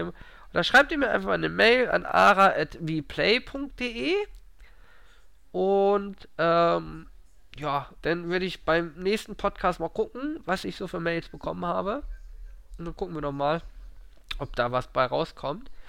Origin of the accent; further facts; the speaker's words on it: Northern Germany, Germany; als Norddeutscher mag man aber saure, das trinkt man bei euch gar nicht, oder?